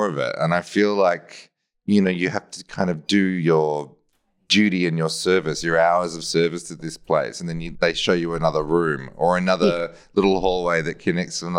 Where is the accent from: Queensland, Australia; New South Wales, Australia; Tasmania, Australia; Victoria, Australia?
Victoria, Australia; Melbourne; I'm from Melbourne and, you know, when I was a kid, I got taken out to see theatre in Melbourne